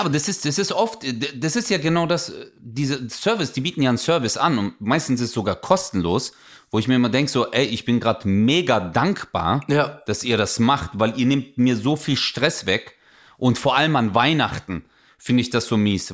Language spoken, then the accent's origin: German; Germany; Ich so, Deutschland